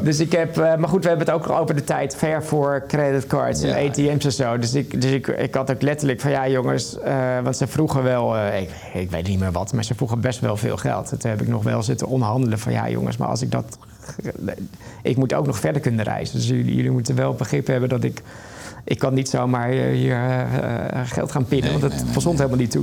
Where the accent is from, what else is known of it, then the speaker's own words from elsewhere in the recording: Netherlands; dan zeg ik Nederland